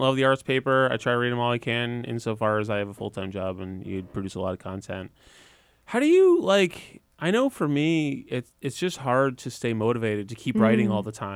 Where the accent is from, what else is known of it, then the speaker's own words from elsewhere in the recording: Sleepy Hollow, New York, United States; I was born in Sleepy Hollow